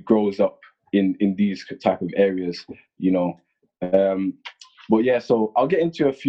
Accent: Birmingham, West Midlands, United Kingdom; also born or lived in United Arab Emirates / Saudi Arabia; I'm 20 years old. I've lived in Birmingham most of my life. Apart from ages 5 to 7, I lived in Emirates, and ages 11 to 13, I lived in Saudi Arabia. Both of my parents are reverts to Islam. So I was born a Muslim. I am half Jamaican

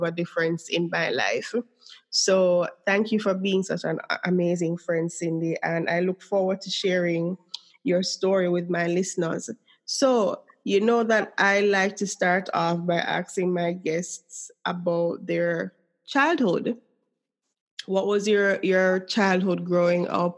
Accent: Jamaica; accent: Jamaican

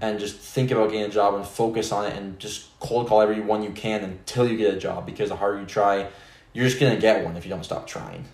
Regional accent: Spokane, Washington, United States; where I grew up, Spokane

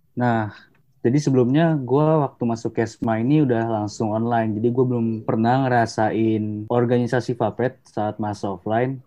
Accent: Depok, West Java, Indonesia; asal gue dari Depok

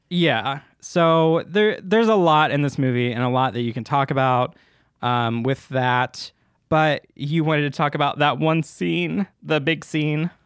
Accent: United States; me as an American viewer, an American viewer who is not, um, in a formal religion like

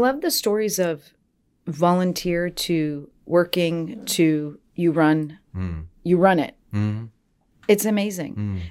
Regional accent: New England, United States; So we're both from the New England areas.

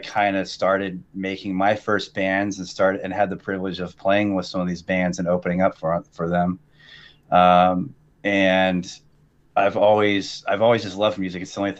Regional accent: Vancouver, Washington and Portland, Pacific Northwest, United States; I'm from the Pacific Northwest. I've always been in between Vancouver, Washington, and Portland.

